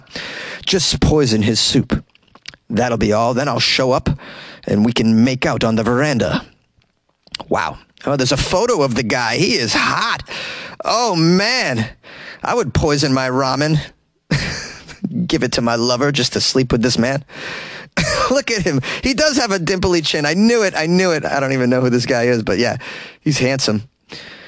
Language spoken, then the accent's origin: English; Massachusetts, United States; my home state, Massachusetts